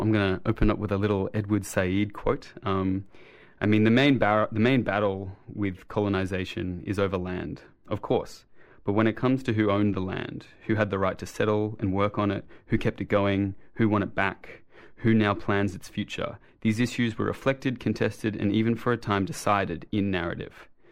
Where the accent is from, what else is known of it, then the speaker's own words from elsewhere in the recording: Sydney, New South Wales, Australia; I, I grew up in Sydney. I mean, I was born here, um, and I grew up in Redfern